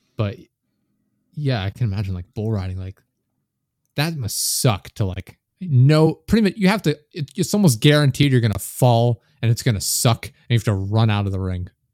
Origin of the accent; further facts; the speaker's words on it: United States; I'm American